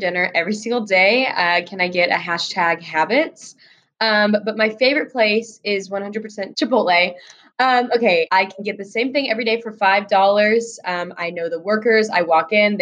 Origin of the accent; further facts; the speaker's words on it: Stillwater, Oklahoma, United States; moved away as an adult; now in Washington, D.C., United States; I am a rising sophomore originally from Stillwater, Oklahoma